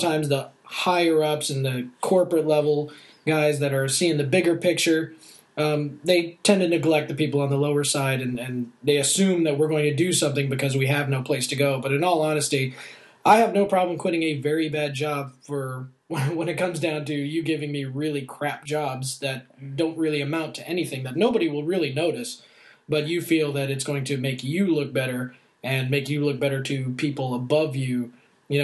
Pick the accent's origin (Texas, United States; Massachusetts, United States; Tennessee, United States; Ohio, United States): Texas, United States; I was raised in Texas, but I was born overseas, military family, so I have been jaunted all over the planet at least 2-3 times over.